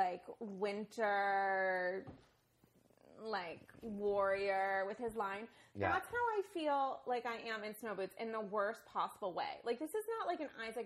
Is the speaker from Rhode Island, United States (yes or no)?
yes; Rhode Island, United States; now in New York, United States; I'm from Rhode Island